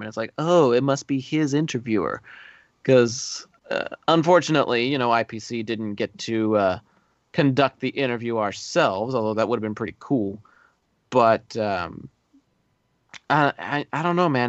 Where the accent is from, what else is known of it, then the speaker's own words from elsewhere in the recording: Texas, United States; as a Texan